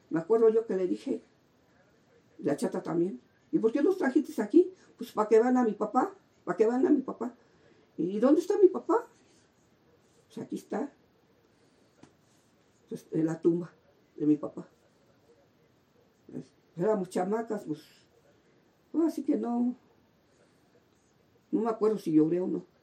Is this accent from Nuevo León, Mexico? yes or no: no; Tlalnepantla, State of Mexico, Mexico; Llegamos porque este, veníamos de Sonora, venía mi mamá y mi papá de Sonora, y fue cuando se establecieron ahí en, Tlanepantla. Y yo ya venía de dos años, pero yo nací en el DF